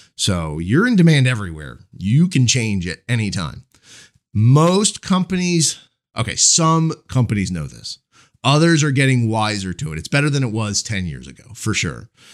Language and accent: English; Marlton, New Jersey, United States; The first Commerce Bank, uh, branch was actually in my, uh, in my hometown. It was, they, they're, they were headquartered in, in Cherry Hill, New Jersey. And the first one was, their first chain was actually in Marlton.